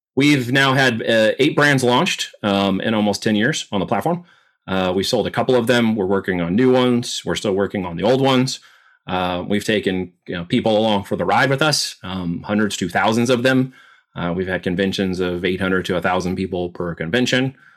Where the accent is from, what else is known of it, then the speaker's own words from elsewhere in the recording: Oregon, United States; also born or lived in Independence, Missouri / Arizona / New York; now in Missouri, United States; But when I was two, my parents moved to Arizona and we ended up in Oregon.